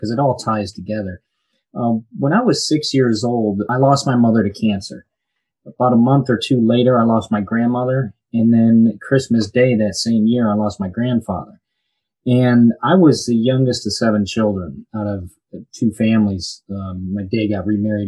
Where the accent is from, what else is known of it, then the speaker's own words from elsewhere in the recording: Birmingham, Michigan, United States; moved away as an adult; now in Florida, United States; I'm originally from Birmingham, Michigan, grew up there